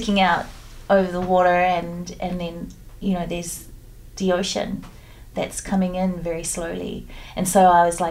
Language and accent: English; Samoa; I'm a Pacific Islander and I grew up in Samoa on a beach